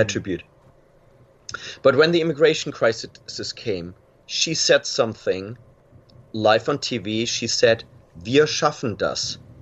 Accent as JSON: {"language": "English", "country": "Germany", "tie": "born or raised there", "said": "i was born in a small city in west germany"}